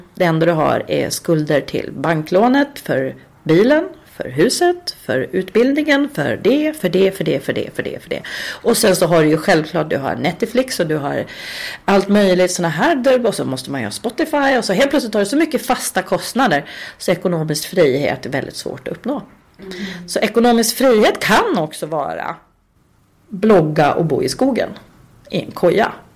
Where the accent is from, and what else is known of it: Uppsala, Uppsala County, Sweden; born or raised there; moved away as an adult; also born or lived in Östersund; now in Stockholm, Sweden